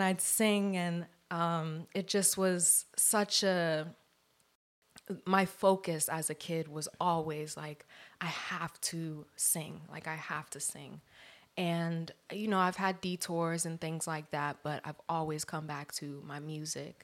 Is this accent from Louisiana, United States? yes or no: no; Columbia, Maryland, United States; now in Los Angeles, United States; I am from Columbia, Maryland, East Coast, D M V area